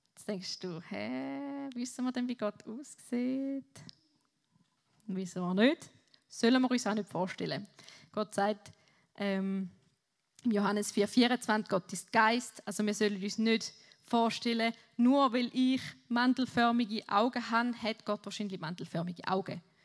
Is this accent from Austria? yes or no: no; Switzerland; Ich bin Schweizer